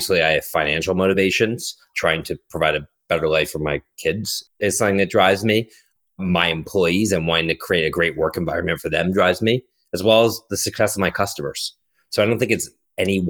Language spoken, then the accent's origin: English; Philadelphia, Pennsylvania, United States; moved away as an adult; also born or lived in Boston; now in New York, United States; I grew up in Philadelphia